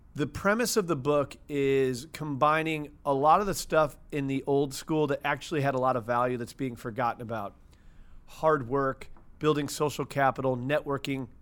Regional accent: St. Louis, Missouri, United States; Born and raised in Saint Louis, Missouri.

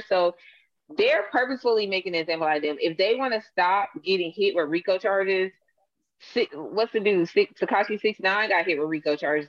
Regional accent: Atlanta, Georgia, United States; I'm from Atlanta

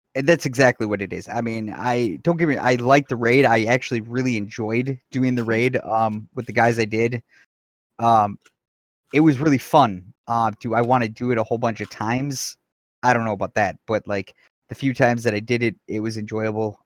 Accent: Wisconsin, United States; I am from Wisconsin.

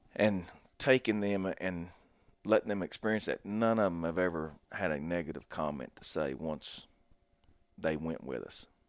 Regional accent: Logan, West Virginia, United States; I grew up in Southern West Virginia down in Logan, and I live about an hour and twenty minutes north of there now.

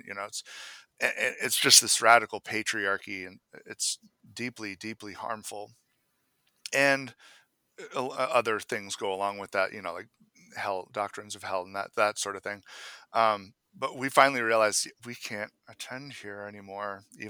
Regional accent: Maine, United States; My wife and I actually made the choice that we can't attend the church I grew up in Maine. When we were back for summers, you know, visiting my family, we would often go there

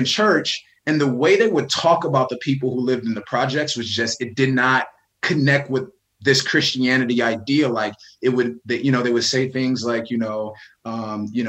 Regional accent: Benton Harbor, Michigan, United States; I'm born and raised in Benton Harbor, Michigan

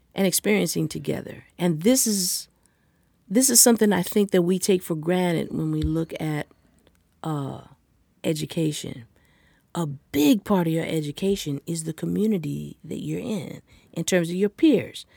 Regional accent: Los Angeles, California, United States; I'm from Los Angeles

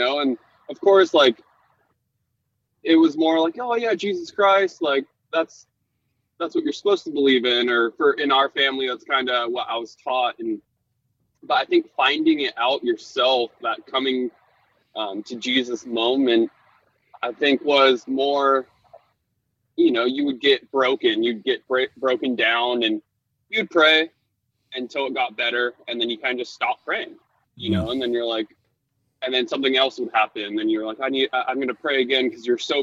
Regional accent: Laguna Beach, California, United States; growing up in Laguna Beach, it's actually kind of like the epicenter of skimboarding

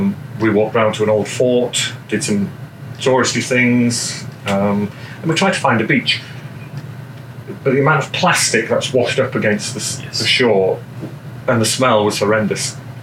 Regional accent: Germany; I'm a man of the world. I grew up in Germany, I've lived all over the place, and I like to experience other people's cultures.

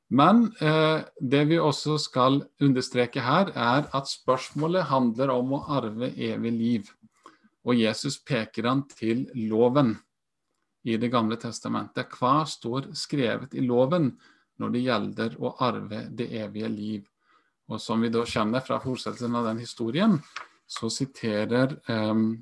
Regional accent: Iceland; moved away as an adult; also born or lived in Sweden; now in Norway; Jeg er halvt islandsk også, født og oppvokst.

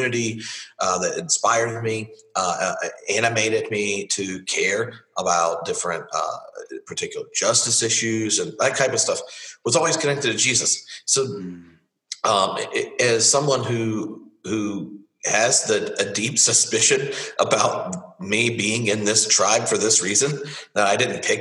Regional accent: the South, United States; moved away as an adult; now in Edinburgh, United Kingdom; as a rural Baptist growing up in the South

